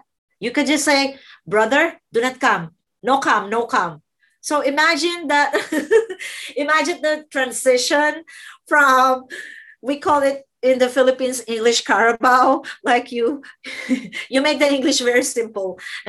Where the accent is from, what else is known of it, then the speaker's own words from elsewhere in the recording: Qatar; English is a second language; because I came from Qatar and I was scared to talk to the doctor.